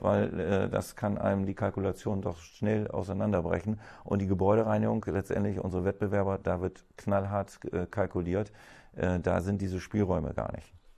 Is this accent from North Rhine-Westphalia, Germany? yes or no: no; Bremen, Germany; ich bin ja Bremer durch und durch. Also ich kenne, ich bin hier geboren